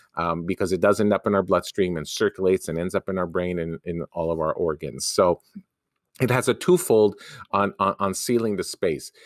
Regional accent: Canada; a Canadian university as a Canadian

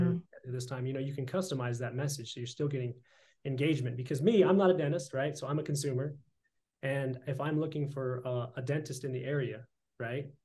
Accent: Idaho, United States; we're both Idaho boys

